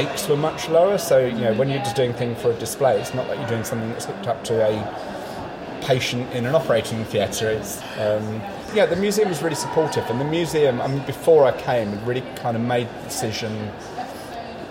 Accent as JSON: {"language": "English", "region": "London", "country": "United Kingdom", "tie": "born or raised there", "said": "I grew up in London in the mid-70s."}